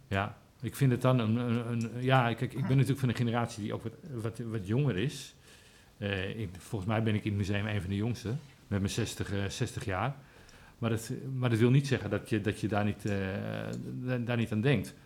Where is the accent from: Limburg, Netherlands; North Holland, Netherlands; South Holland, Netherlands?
North Holland, Netherlands; Amsterdam; now in Aalsmeer, Netherlands; Ik kom zelf uit Amsterdam